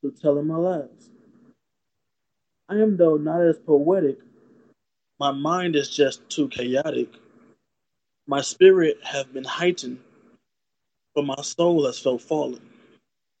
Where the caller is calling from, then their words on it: St. Louis, Missouri, United States; Calling from St. Louis, Missouri